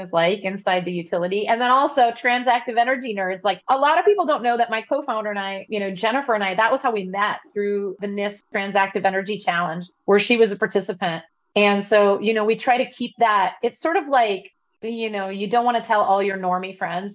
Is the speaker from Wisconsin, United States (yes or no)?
yes; Madison, Wisconsin, United States; I grew up in Madison, Wisconsin, which had this really liberal, crunchy vibe.